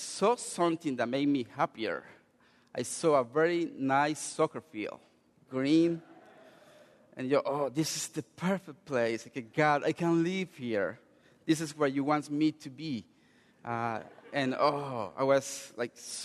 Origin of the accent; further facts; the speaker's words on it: Colombia; English is a second language; moved away as an adult; also born or lived in Chicago, United States; I'm from Colombia. I lived in Chicago 6 years, and I learned English when I came to Chicago.